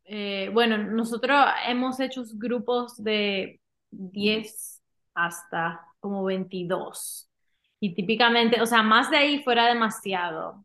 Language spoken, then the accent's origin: Spanish; Dominican Republic; moved away as an adult; also born or lived in Miami; now in Utah, United States; dominicana, nací allá, me crié allá y me mudé a los Estados Unidos para estudiar en Miami